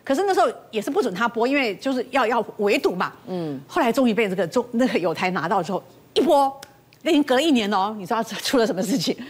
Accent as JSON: {"language": "Chinese", "country": "Taiwan", "said": "我们台湾人"}